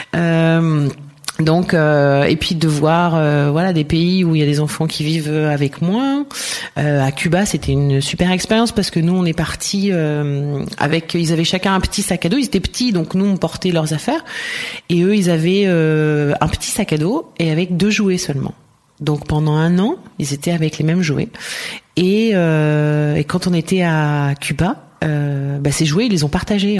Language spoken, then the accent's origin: French; Ardèche, Auvergne-Rhône-Alpes, France; also born or lived in Marseille / Montpellier / Strasbourg / Valencia; now in Barcelona, Spain; Je suis née vers Marseille et j'ai euh, grandi en Ardèche.